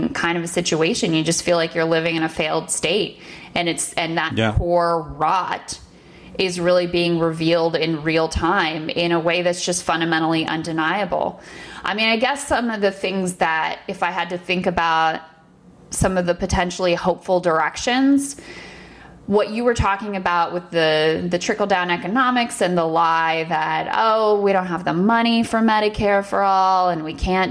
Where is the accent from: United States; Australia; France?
United States; as an American who, you know, does consider herself a patriot and has always lived in this country